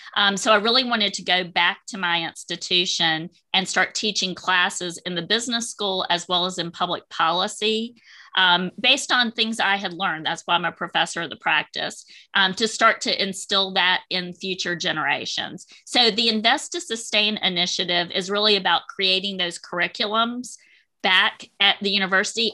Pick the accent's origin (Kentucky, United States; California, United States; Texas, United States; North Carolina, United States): North Carolina, United States; Wilmington; I'm a native of Wilmington, North Carolina, born and raised in North Carolina